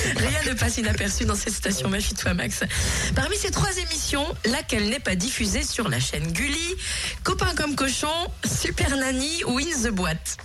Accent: Jura, Bourgogne-Franche-Comté, France; C'est chez nous, dans le Jura

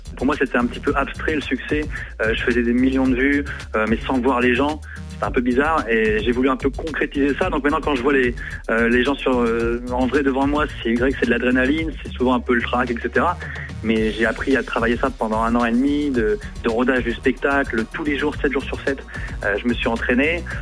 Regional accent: the North, Hauts-de-France, France; moved away; also born or lived in Brittany; j'ai grandi en province, hein, j'ai grandi dans le Nord, j'ai vécu un peu en Bretagne

